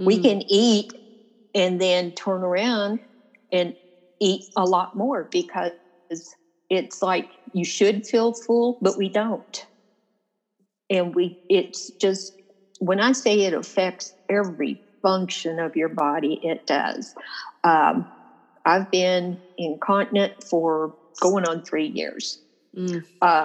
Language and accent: English; Louisville, Kentucky, United States; I was born in Louisville. I mean, I'm a Kentucky native